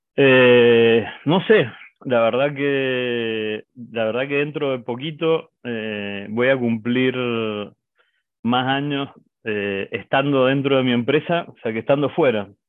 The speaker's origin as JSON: {"language": "Spanish", "region": "Mendoza", "country": "Argentina", "said": "Nosotros somos de Mendoza, es una ciudad que está al oeste de Argentina."}